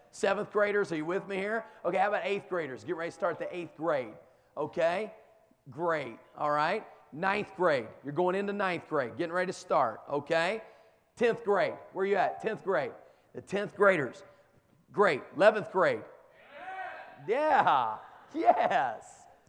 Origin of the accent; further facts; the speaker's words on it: the South, United States; where I come from, down in the South